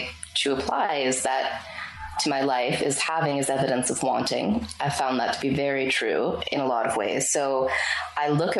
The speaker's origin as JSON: {"language": "English", "town": "Pittsburgh", "region": "Pennsylvania", "country": "United States", "tie": "born or raised there", "moved": "as an adult", "lives_now": "Bali, Indonesia", "said": "I got to move from my hometown of Pittsburgh to Bali, Indonesia"}